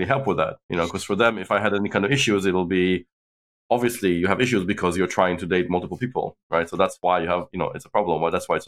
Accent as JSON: {"language": "English", "country": "Israel", "tie": "born or raised there", "also_born_or_lived": "United States / China", "moved": "as an adult", "lives_now": "London, United Kingdom", "said": "I grew up in Israel, but I was born in London, and I've lived half my life, now more than half my life in the UK."}